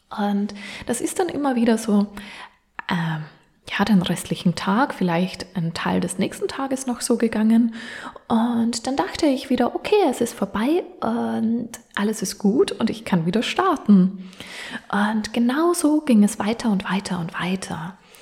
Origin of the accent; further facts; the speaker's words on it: Austria; now in Vienna, Austria; von Wien weg nach Linz, beziehungsweise von meinem Heimatort nach Linz, ist es jeweils circa eine gute Stunde